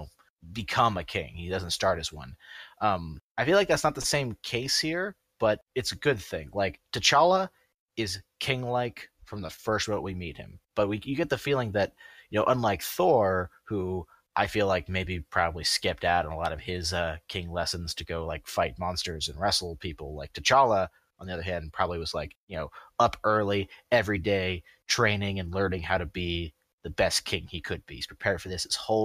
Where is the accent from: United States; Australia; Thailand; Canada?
United States; as an American